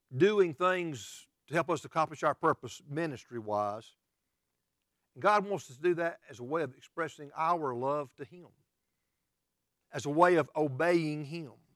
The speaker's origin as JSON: {"language": "English", "country": "United States", "said": "we as American Christians"}